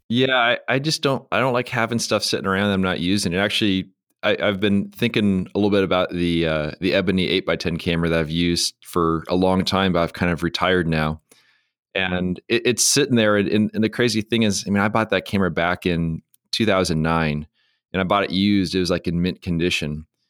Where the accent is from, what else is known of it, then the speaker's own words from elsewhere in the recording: San Diego, California, United States; I'm from San Diego